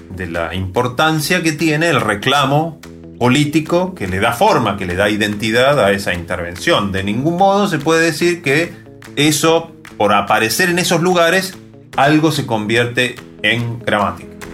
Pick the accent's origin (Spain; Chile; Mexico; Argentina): Argentina; los hablantes de Argentina